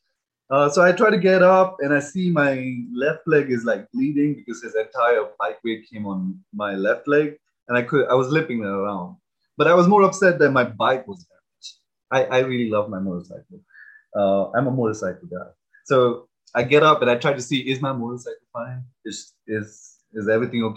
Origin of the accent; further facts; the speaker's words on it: India; moved away as an adult; now in United States; growing up in India